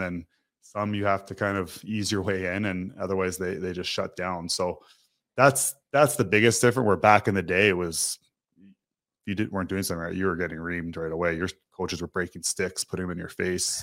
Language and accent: English; Toronto, Ontario, Canada; moved away as an adult; now in Calgary, Canada; I grew up in Toronto